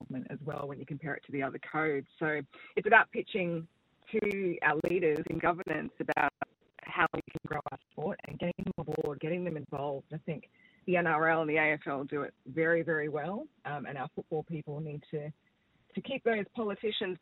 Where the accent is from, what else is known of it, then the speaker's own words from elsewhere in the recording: South Africa; now in Australia; I'm of South African background